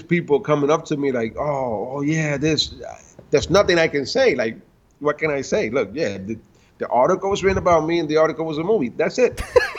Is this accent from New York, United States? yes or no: yes; New York City, New York, United States; I'm from Washington Heights